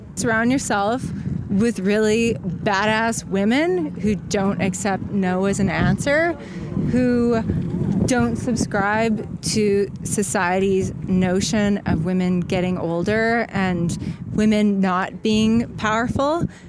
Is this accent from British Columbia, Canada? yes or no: no; Calgary, Alberta, Canada; I'm from Calgary, Alberta, Canada